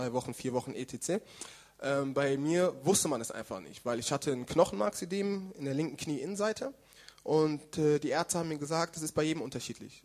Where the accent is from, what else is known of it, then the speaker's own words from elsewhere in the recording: Germany; now in Karlsruhe, Germany; Ich bin in Deutschland geboren